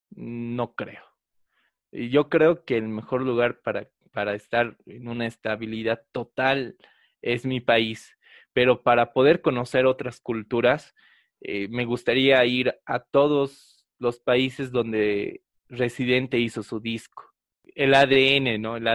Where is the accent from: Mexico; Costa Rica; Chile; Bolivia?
Bolivia; nos hablaban prácticamente de cómo somos los bolivianos